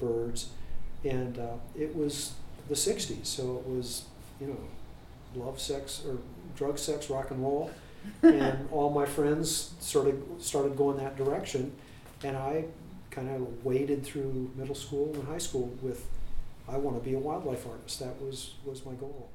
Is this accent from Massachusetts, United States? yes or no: no; Columbus, Ohio, United States; I grew up in the North University area